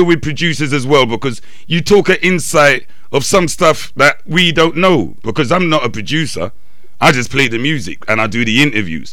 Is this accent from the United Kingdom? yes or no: yes; London, United Kingdom; I'm born and raised in London, sir. I'm English, yeah. Born and raised.